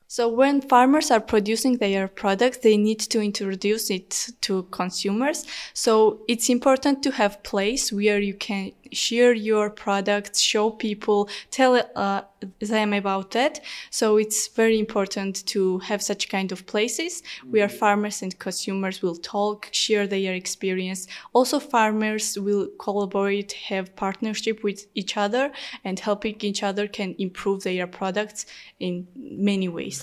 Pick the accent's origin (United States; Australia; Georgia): Georgia; English is a second language; also born or lived in Tbilisi; I am from Georgia. I live in a small town called Tbili, but I study in Tbilisi.